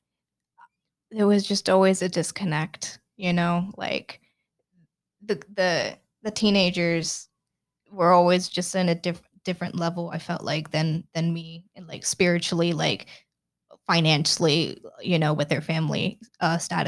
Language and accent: English; McKinney, Texas, United States; so I grew up in Texas, in McKinney specifically, which is like an hour outside of Dallas